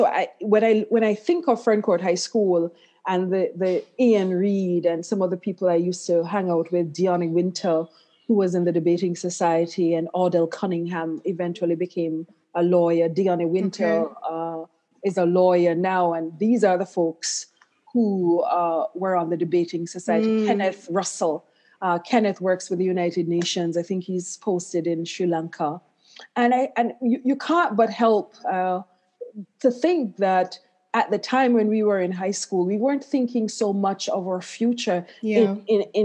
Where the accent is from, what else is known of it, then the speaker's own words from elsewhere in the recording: Claremont, Saint Ann, Jamaica; moved away; I grew up in Claremont in St. Anne in Jamaica